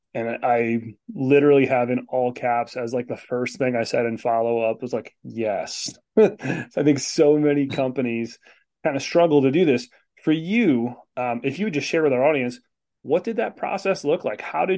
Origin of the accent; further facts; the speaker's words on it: Virginia, United States; I grew up in Virginia. It's all nice and red.